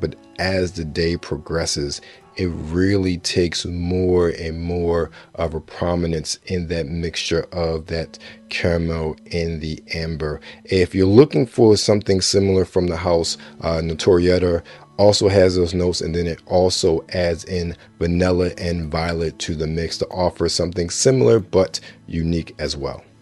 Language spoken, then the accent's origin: English; Baltimore, Maryland, United States; someone who was born and raised in Baltimore